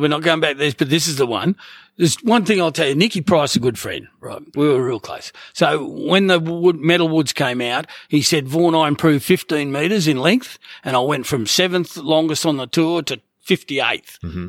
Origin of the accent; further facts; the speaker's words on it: Gold Coast, Queensland, Australia; Gold Coast. it's still my hometown